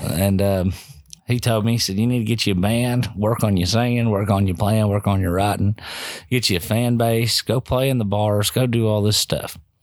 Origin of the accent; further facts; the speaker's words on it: Bardstown, Kentucky, United States; moved away as an adult; I grew up in this town